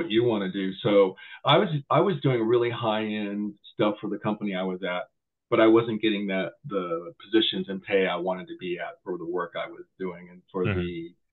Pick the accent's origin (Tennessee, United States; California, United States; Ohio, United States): California, United States; San Jose; I grew up in Willow Glen off of Minnesota. Newport Avenues, that little corner house right there, and went to Willow Glen, everything from elementary all the way to high school